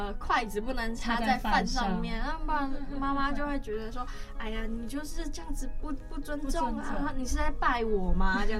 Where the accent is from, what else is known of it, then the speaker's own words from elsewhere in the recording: Taiwan; 最终啦还是要回归到我们的土地，我们的家乡这样子。